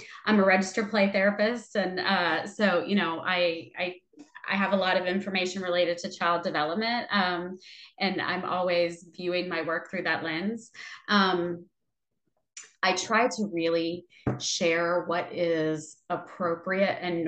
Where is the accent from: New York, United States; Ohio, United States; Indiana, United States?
Ohio, United States; now in Texas, United States; I'm not originally from Texas. I'm originally from Ohio